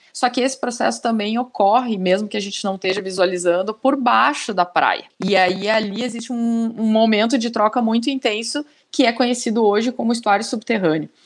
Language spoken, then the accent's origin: Portuguese; Rio Grande do Sul, Brazil; sou gaúcha